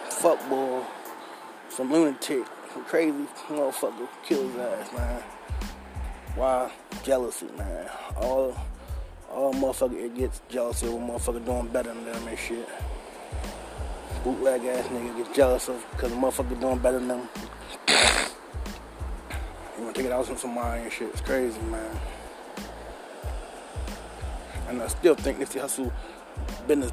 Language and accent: English; Baltimore, Maryland, United States; I rep my city to the fullest. I'm out here every day, all day. Born and raised in West Baltimore